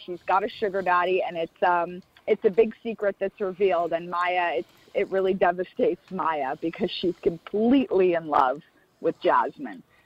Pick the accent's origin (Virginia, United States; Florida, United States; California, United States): Florida, United States; now in Los Angeles, United States; I'm from Florida originally.